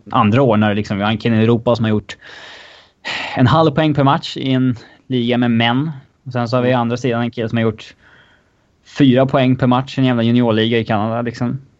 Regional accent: Finland; Swedish is a second language; varje finsk spelare ska ju hit tydligen för att jag är finne typ.

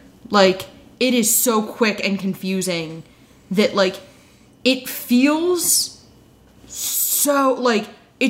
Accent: New Jersey, United States; I'm from New Jersey

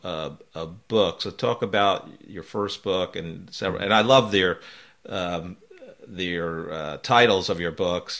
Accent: New York, East Coast, United States; also born or lived in Belmar, New Jersey; I grew up in the East Coast, uh, New York, New Jersey area

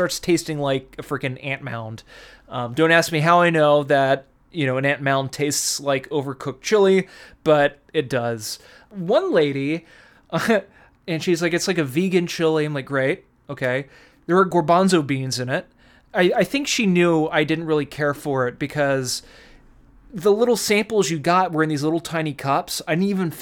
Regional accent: Texas, United States; now in California, United States; I was from Texas

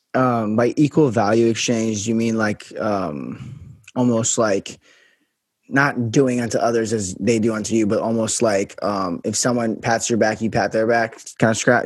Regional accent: Las Vegas, Nevada, United States; I'm from Vegas, so that's a little um about me. But yeah, so I'm from Vegas

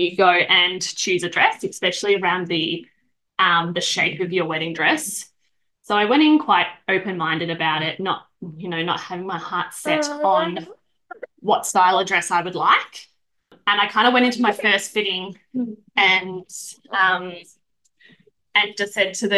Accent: Bendigo, Victoria, Australia; I'm originally from Bendigo.

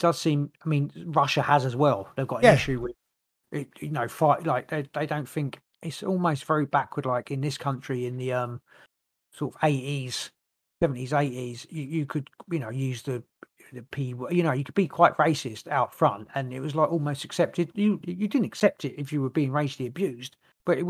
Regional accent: England, United Kingdom; I'm English

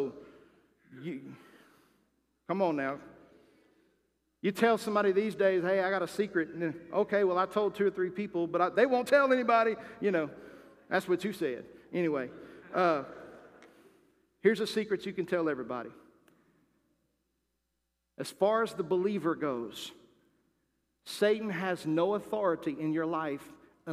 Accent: United States; As American people and as Christians

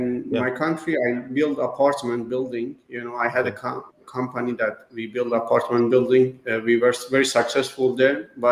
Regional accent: Iran; now in United States; I came from Iran.

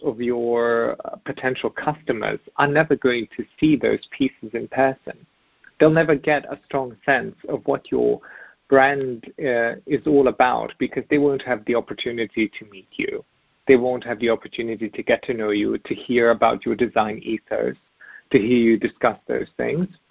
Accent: Germany; moved away; also born or lived in Bosnia; we eventually had made our way to Germany where I grew up

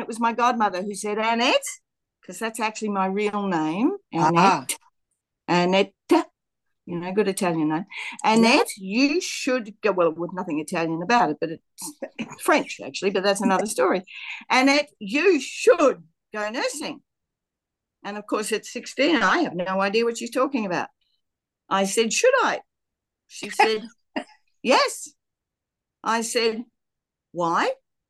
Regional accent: Australia; I was born in Australia in a small town where nearby a very small fishing village, which it was back in the day in 1948. And so that makes me 75, bordering on 76.

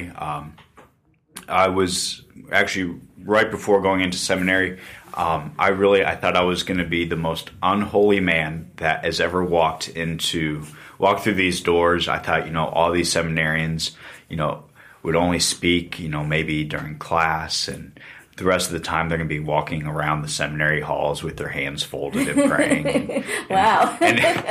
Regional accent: Louisville, Kentucky, United States; moved away as an adult; also born or lived in Cincinnati, Ohio; I was raised down actually in Louisville, Kentucky

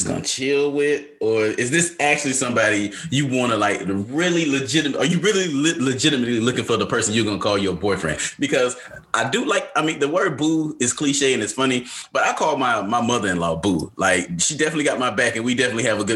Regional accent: Atlanta, Georgia, United States; now in North Carolina, United States; the one that lives in North Carolina, because I'm from Atlanta, as everybody should know by now. And so I don't go home as much.

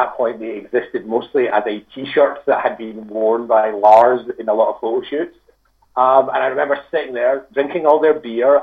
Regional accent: Scotland, United Kingdom; I'm from Scotland

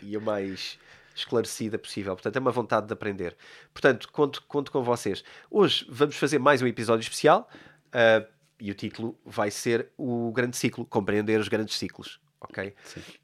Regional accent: Portugal; Eu sou português

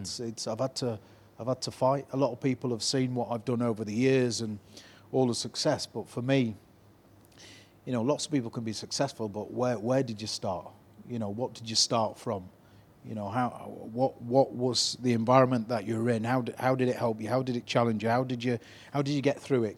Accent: Leeds, Yorkshire and the Humber, United Kingdom; I grew up in probably four of the most deprived areas in Leeds, Chapel Town, Harrods, Beeston, Hunslet

